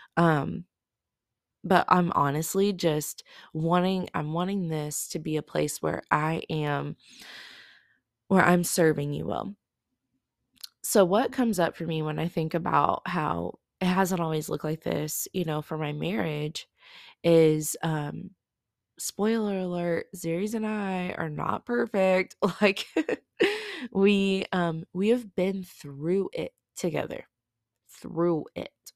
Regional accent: Oklahoma, United States; I am from Oklahoma

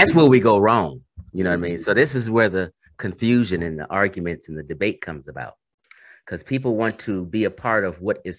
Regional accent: Carson, California, United States; when I grew up in Carson, Cerrito, we have a huge Samoan population. out here.

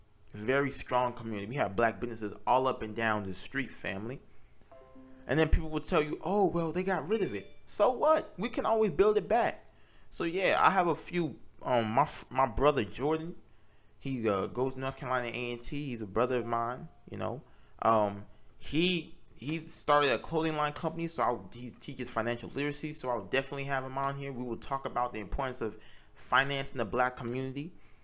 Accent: Nigeria; So I'm Nigerian, and I'm very interested in the history of Nigeria, but also the politics.

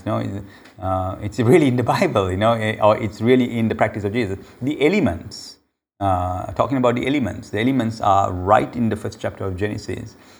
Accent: Sri Lanka; the Sri Lankans actually, we call ourselves Aryans

